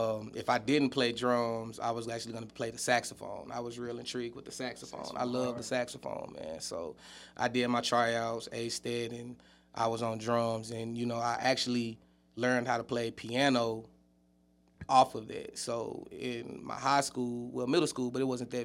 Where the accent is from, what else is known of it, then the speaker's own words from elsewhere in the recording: Huntsville, Alabama, United States; I'm from Huntsville, Alabama, born and raised